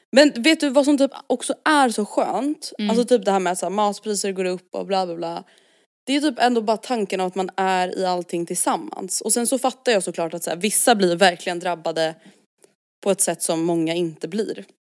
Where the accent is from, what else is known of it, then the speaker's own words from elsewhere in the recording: Stockholm, Stockholm County, Sweden; vi är uppvuxna i Stockholm